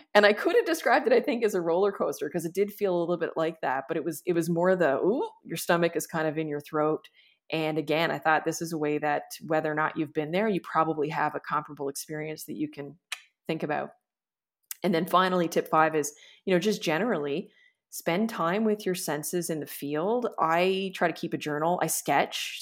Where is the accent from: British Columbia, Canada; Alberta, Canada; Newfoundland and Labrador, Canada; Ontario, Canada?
Newfoundland and Labrador, Canada; Corner Brook; we used to joke growing up that we were kind of like the hillbillies of our area in Cornerbrook